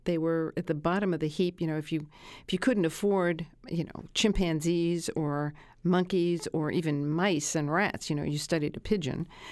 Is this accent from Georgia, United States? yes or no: no; Brooklyn, New York, United States; I grew up in Brooklyn